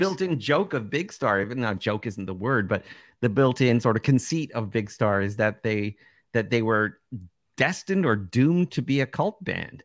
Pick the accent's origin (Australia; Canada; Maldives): Canada; Toronto, Ontario; the market I grew up in Toronto